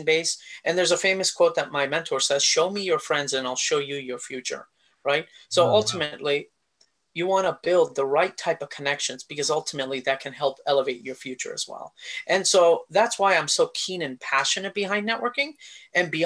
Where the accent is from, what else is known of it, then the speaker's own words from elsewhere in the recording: India; now in United States; a guy with a family who grew up in India, came to the US